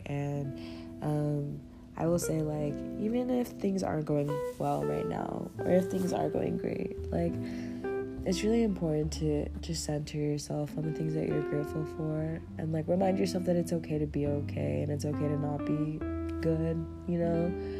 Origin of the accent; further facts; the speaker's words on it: Kansas, United States; I'm from Kansas. Anyway, Kansas is like the epicenter right now of where all the pollen is, and I'm dying.